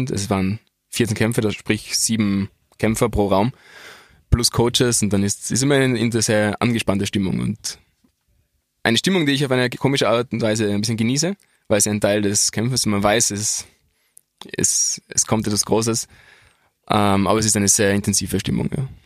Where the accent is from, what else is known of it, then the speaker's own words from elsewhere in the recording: Innsbruck, Tyrol, Austria; also es war für mich auch sehr, als Innsbrucker, ein großer Moment, in der Dogana zu kämpfen